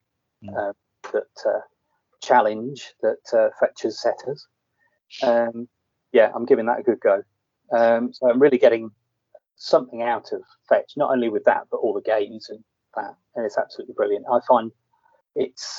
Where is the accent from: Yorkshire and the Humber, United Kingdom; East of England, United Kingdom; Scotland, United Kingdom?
Yorkshire and the Humber, United Kingdom; Leeds; also born or lived in near London; I grew up in Yorkshire. Leeds. I was actually sort of born near London, and then at a very early age, in the early 70s, we moved up to Leeds.